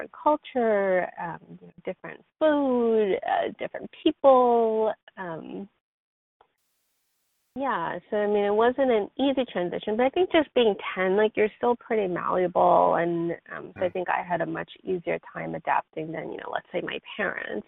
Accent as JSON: {"language": "English", "town": "New York City", "region": "New York", "country": "United States", "tie": "born or raised there", "also_born_or_lived": "South Korea / Buffalo, New York / Tampa, Florida", "moved": "as an adult", "lives_now": "San Francisco Bay Area, United States", "said": "I was born in Korea, and I came over to the U.S. with my family when I was 10 years old, and I lived in New York City until I went away to college"}